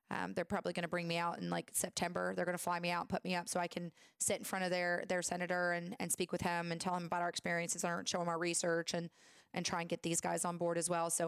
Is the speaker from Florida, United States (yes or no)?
no; Tennessee, United States; moved away; I'm from Tennessee, girl.